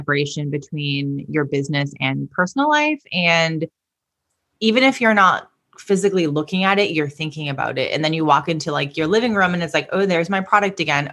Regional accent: Boston, Massachusetts, United States; I'm from Boston

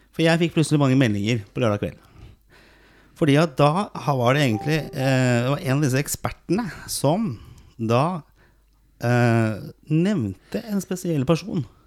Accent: Oslo, Norway; vi vokste opp på Torshow sammen i, i, Oslo. Østkanten i Oslo

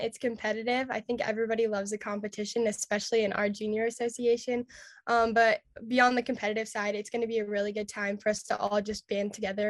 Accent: Sabetha, Kansas, United States; I'm the current National Hereford Queen. I'm from Sabetha, Kansas

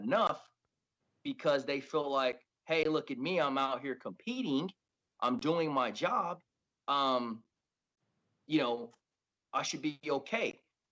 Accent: West Coast, United States; where I come from the West Coast

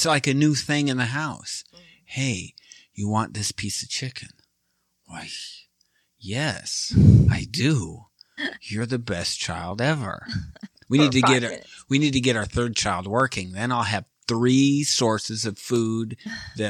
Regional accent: just south of Detroit, Michigan, United States; moved away; I'm from just south of Detroit, about 30 minutes southeast of Detroit

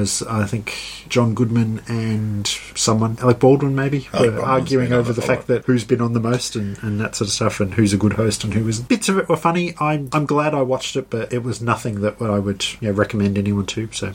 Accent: Australia

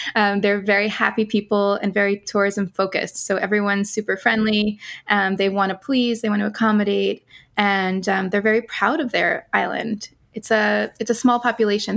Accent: New York City, New York, United States; moved away as an adult; also born or lived in Netherlands; I grew up mostly in New York City

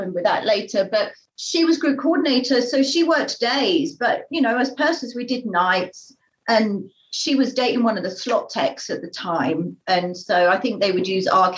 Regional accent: Finglesham, South East England, United Kingdom; moved away; I grew up in Finglesham.

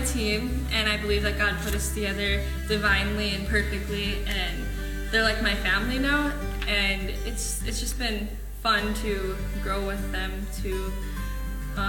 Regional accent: North Dakota, United States; I'm from North Dakota.

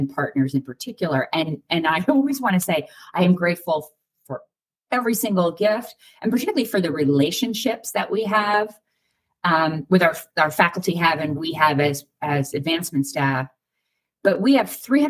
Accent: Rhode Island, United States; now in Pittsburgh, United States; I'm from Rhode Island

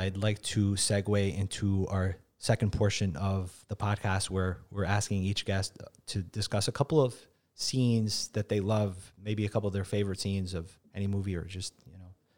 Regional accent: New York City, New York, United States; I grew up in the Bronx

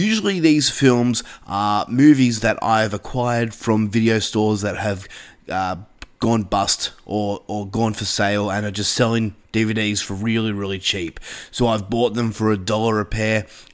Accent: Australia; As an Australian myself

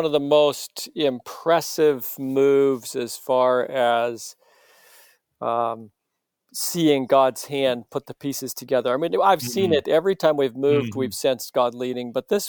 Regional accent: New Hampshire, United States; also born or lived in Massachusetts; So I was born in Massachusetts, raised in New Hampshire, and my parents were both Seventh-day Adventists, still are Seventh-day Adventists.

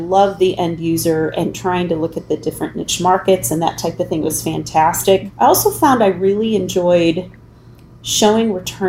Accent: Midwest, northern Illinois to southern Illinois, United States; also born or lived in St. Louis area; I have lived, honestly, really in the Midwest primarily, from northern Illinois to the St. Louis area, southern Illinois

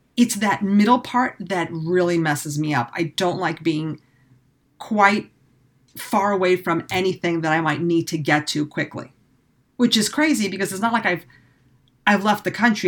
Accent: New York City, New York, United States; moved away; I grew up in the city.

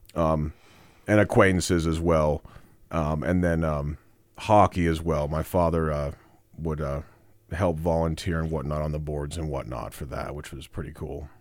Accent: Casper, Wyoming, United States; I was born in Casper, Wyoming. I was born and raised, uh, Natrona County

